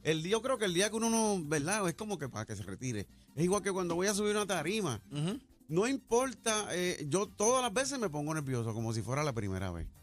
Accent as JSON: {"language": "Spanish", "town": "Corozal", "country": "Puerto Rico", "said": "voy para mi pueblo Corozal"}